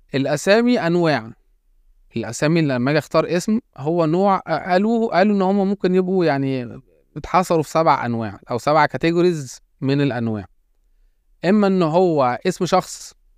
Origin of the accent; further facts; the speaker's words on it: Egypt; احنا طبعا كان عندنا في مصر